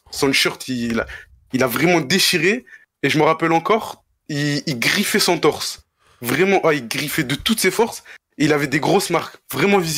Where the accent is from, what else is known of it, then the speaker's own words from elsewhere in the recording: Mostaganem, Mostaganem Province, Algeria; Algérien de Mostaganem, plus précisément.